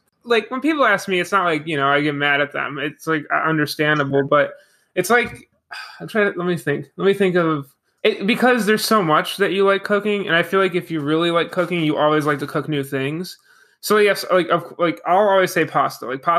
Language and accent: English; Buffalo, New York, United States; now in Maryland, United States; I'm originally from Buffalo, New York.